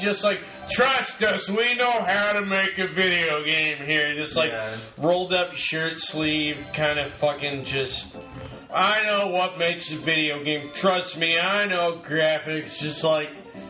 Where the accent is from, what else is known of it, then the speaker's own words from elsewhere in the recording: Australia; I'm Australian, right.